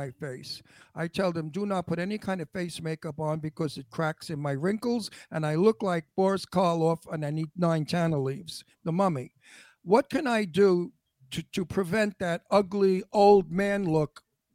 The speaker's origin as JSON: {"language": "English", "town": "Brooklyn", "region": "New York", "country": "United States", "tie": "born or raised there", "also_born_or_lived": "Pennsylvania", "accent": "Brooklyn", "moved": "yes", "lives_now": "California, United States", "said": "I was born in Brooklyn, raised in Brooklyn"}